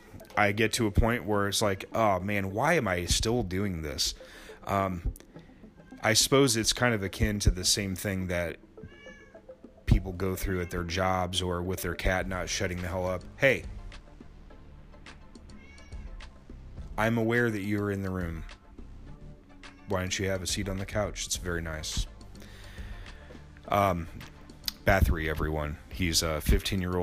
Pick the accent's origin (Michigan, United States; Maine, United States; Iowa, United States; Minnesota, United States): Iowa, United States; Denison; my hometown of Denison